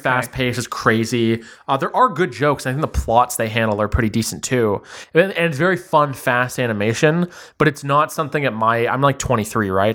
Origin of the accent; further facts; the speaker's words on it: Ottawa, Ontario, Canada; also born or lived in Toronto; I actually grew up in Ottawa. Quick summary of my whole life. Uh, I was born in Toronto. When I was ten, I moved to Ottawa, and then I kinda, like, went to high school there